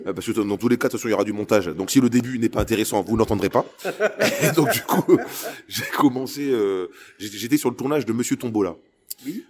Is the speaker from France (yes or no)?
yes; Lille, Hauts-de-France, France; je suis un Lillois